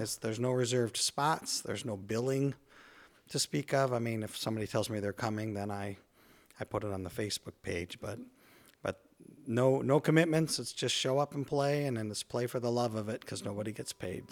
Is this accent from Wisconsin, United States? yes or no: no; Jackson, Michigan, United States; moved away as an adult; also born or lived in Indiana; now in Albion, United States; I grew up in Jackson, Michigan, and, uh, Jackson High School graduate